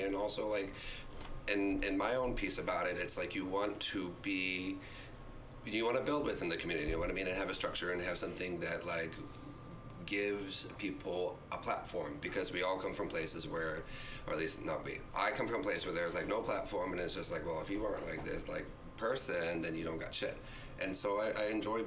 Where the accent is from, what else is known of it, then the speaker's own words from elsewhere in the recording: Virginia, United States; accent: southern drawl; moved away; also born or lived in Chicago; I grew up in Virginia, but I came here by way of Chicago